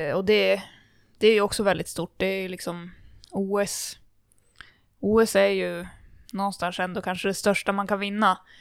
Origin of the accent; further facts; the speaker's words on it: Kramfors, Västernorrland County, Sweden; min uppväxt i, i Kramfors alpina